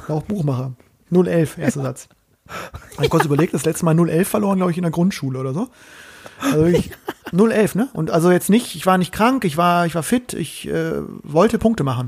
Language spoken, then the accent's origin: German; Bremen, Germany; aus meiner Heimat, aus meiner ähm, Bremer Hansestadt